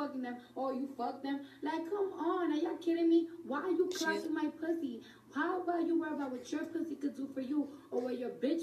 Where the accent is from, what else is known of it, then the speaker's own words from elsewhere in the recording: New York, United States; I'm from New York